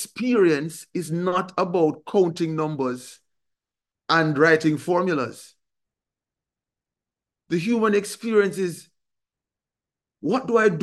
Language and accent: English; Jamaica; a Jamaican growing up in a country that is, the majority of us are Christian.